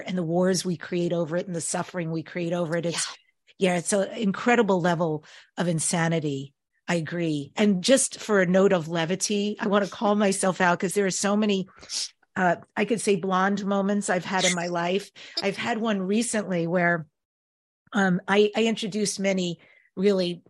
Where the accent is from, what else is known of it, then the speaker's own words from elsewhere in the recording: New York, United States; I'm Jewish and I grew up in New York